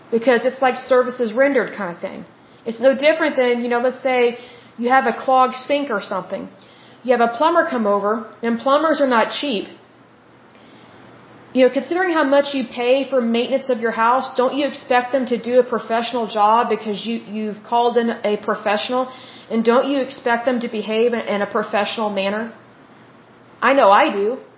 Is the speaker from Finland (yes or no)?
no; United States; But being that I am an American and I live in America, I have American citizenship